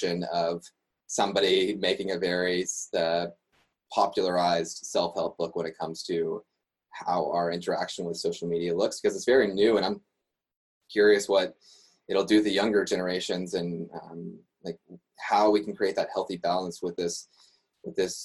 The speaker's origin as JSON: {"language": "English", "region": "West Virginia", "country": "United States", "tie": "born or raised there", "moved": "as an adult", "lives_now": "Montreal, Canada", "said": "I grew up in West Virginia, had lived there for 21 years"}